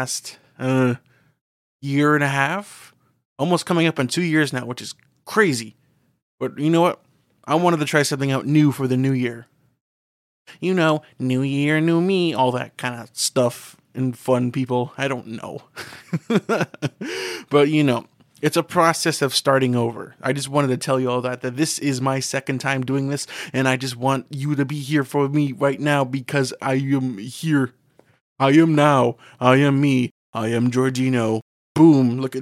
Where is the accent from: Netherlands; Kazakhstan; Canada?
Canada; moved away; difference between my hometown and where I live now, is it's like hilly.